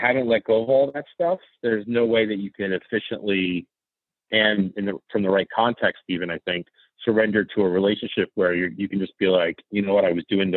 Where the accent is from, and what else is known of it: New York City, New York, United States